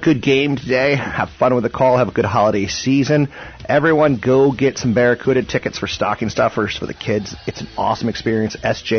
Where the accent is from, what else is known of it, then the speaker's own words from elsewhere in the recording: East Coast, United States; moved away as an adult; now in Bay Area, United States; I grew up on the East Coast